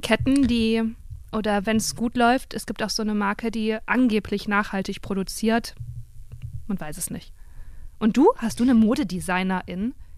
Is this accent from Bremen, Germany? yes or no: no; Cologne, North Rhine-Westphalia, Germany; ich komme aus Köln.